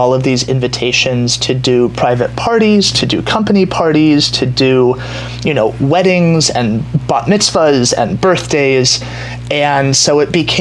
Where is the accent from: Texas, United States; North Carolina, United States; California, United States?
California, United States; Culver City; also born or lived in Los Angeles; now in West Hollywood, United States; I grew up in Culver City, which is now, you know, super trendy Silicon Beach, but at the time was sort of a sleepy retirement community